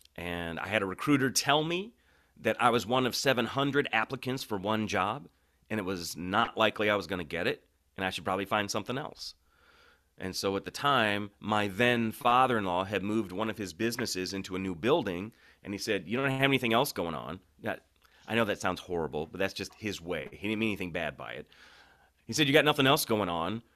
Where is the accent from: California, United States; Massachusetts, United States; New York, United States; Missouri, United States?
Missouri, United States; St. Louis; I was born in Saint Louis